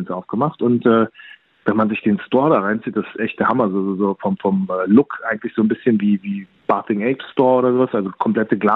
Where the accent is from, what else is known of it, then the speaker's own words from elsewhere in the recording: Berlin, Germany; born there; ich bin ja in Berlin geboren, aber meine Eltern kommen aus der Stadt Erzurum